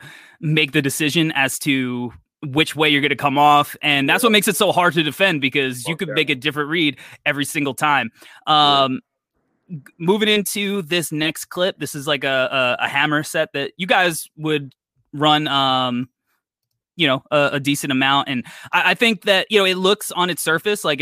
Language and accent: English; New York, United States; I'm a New Yorker